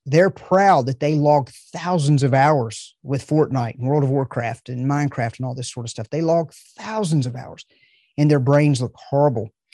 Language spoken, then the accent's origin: English; the South, United States; I'm from the South